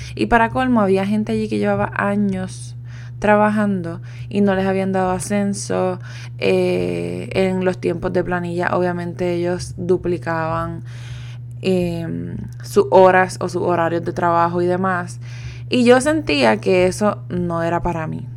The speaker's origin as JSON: {"language": "Spanish", "country": "Puerto Rico", "also_born_or_lived": "Italy", "moved": "as an adult", "said": "me fui de Puerto Rico"}